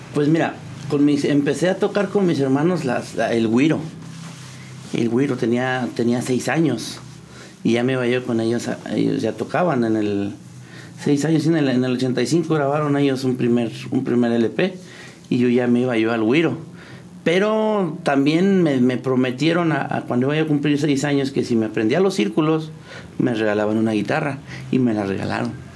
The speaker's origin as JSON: {"language": "Spanish", "town": "Tecozautla", "region": "Hidalgo", "country": "Mexico", "tie": "born or raised there", "said": "Tecozautla Hidalgo. Hay un, hay un ranchito ahí donde, donde nacimos todos. A mí ya no me tocó nacer ahí. Pero todos crecimos ahí, en el rancho de la Alameda, Tecozautla Hidalgo."}